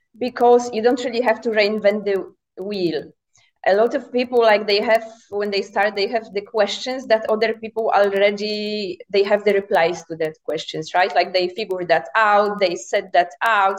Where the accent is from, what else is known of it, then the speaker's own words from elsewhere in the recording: Poland; moved away as an adult; I'm originally from Poland, but I have been a nomad since 2017.